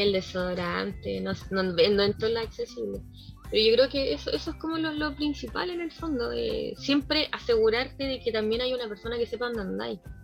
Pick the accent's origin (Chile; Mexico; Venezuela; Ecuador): Chile; soy chilena, hablo fuerte